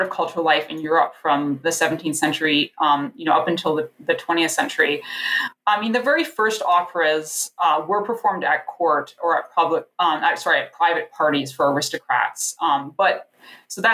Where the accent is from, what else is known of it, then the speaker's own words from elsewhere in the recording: Niagara region, Ontario, Canada; I grew up in the Niagara region. So it was sort of a trek to go to Toronto to see a show